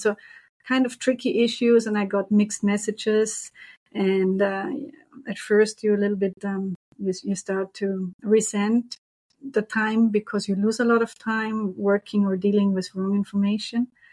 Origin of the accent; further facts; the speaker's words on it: Vorarlberg, Austria; moved away as an adult; also born or lived in Brussels, Belgium; now in Montreal, Canada; originally, I'm from Austria